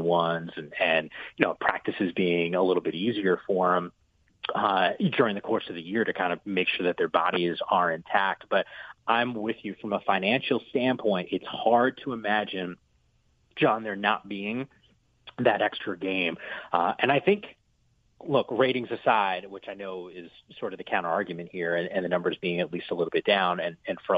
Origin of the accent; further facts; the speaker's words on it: New Jersey, United States; moved away; I grew up in the Northeast in New Jersey